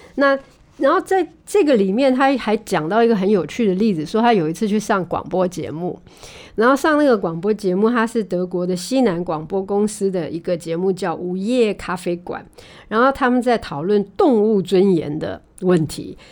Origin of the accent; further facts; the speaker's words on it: Taiwan; 也不是只有我们台湾人这样啊